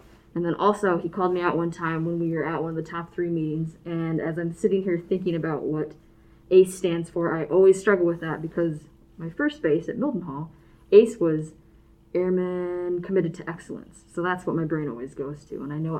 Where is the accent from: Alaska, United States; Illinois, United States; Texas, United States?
Alaska, United States; moved away; I'm from Alaska, and we would drive the Alcan and come down to the lower 48.